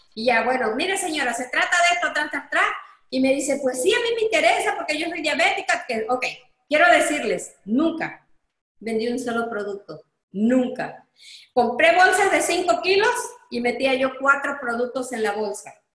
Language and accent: Spanish; Coatzacoalcos, Veracruz, Mexico; regresamos a Coatzacoalcos, porque nosotros somos de Coatzacoalcos